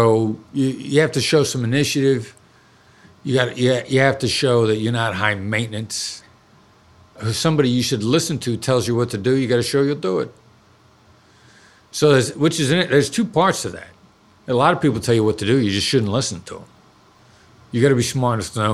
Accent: Iowa, United States; moved away; also born or lived in New York City; live in where I grew up in Iowa for 10 years

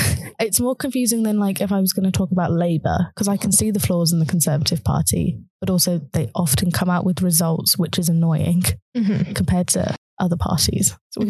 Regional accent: United Kingdom

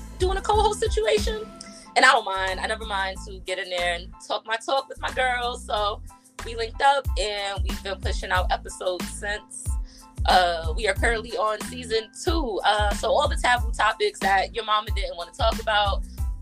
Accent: New York City, New York, United States; We're both from the South Bronx, so you got two South Bronx shorties on the mic.

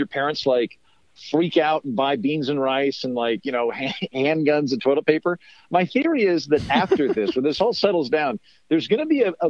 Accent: Oklahoma, United States; now in Los Angeles, United States; me growing up in Oklahoma

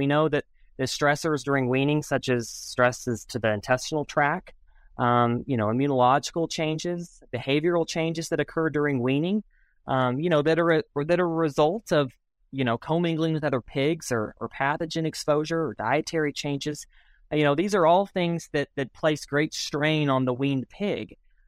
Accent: New Mexico, United States; I'm from New Mexico. My family's in Albuquerque, New Mexico, and so I grew up in southern New Mexico, involved in agriculture and stuff

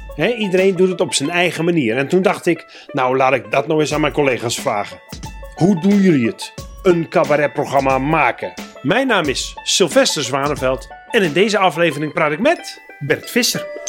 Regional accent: Groningen, Netherlands; ik kom ook uit Groningen

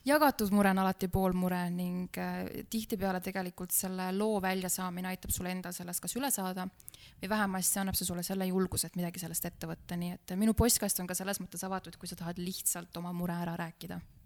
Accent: near Pärnu, Pärnu County, Estonia; ma olen äh, pärit Pärnumaalt, Pärnu külje alt, siis meie maakoolis

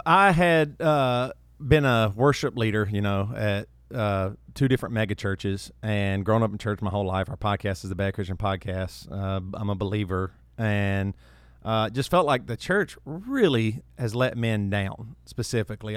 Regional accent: South Carolina, United States; moved away as an adult; also born or lived in Charlotte, North Carolina / Franklin, Tennessee / Rock Hill, South Carolina; I'm from the South, uh, South Carolina. Uh, grew up, you know, an hour and a half away from Charlotte.

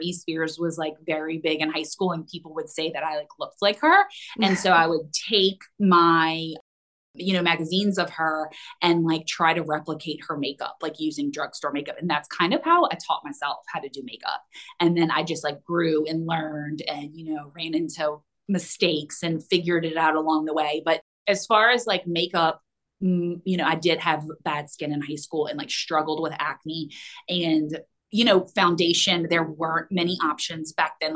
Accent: Houston, Texas, United States; moved away; also born or lived in Destin, Florida; I was born in Houston and then we moved to Florida, actually Destin, for like a year

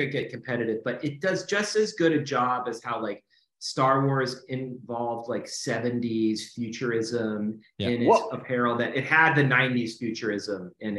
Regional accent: Los Angeles, California, United States; I just remember growing up in this neighborhood

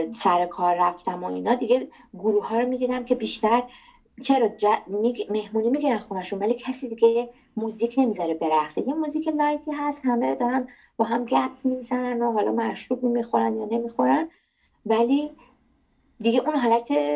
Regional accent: Iran; moved away as an adult; also born or lived in Netherlands; now in Germany; من در نهایت وطنم ایرانه من ایرانیم

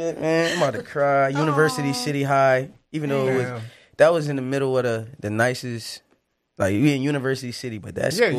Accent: Philadelphia, Pennsylvania, United States; it's a shitty

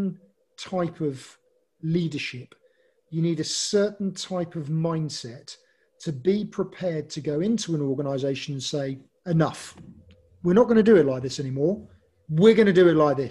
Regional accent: England, United Kingdom; I'm English

